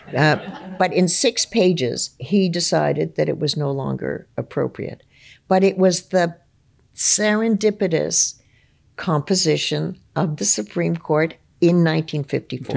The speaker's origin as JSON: {"language": "English", "region": "Ontario", "country": "Canada", "tie": "born or raised there", "said": "for me growing up in Ontario"}